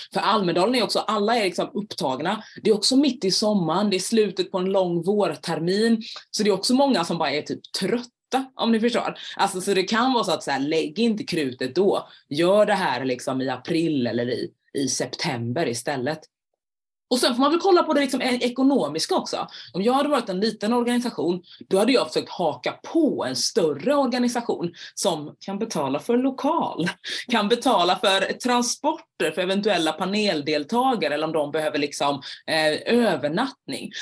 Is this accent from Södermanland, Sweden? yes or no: no; Jönköping, Jönköping County, Sweden; moved away; Men jag kommer från början från Jönköping